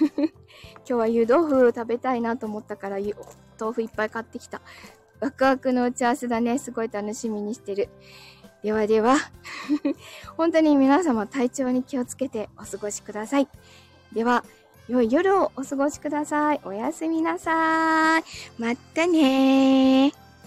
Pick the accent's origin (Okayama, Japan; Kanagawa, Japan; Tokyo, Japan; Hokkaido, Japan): Kanagawa, Japan; Chigasaki; 子供の頃茅ヶ崎で育ってる